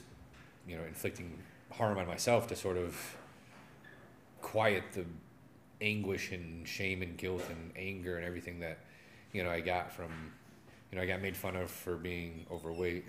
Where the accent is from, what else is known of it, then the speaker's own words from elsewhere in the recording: Adrian, Michigan, United States; growing up in Adrian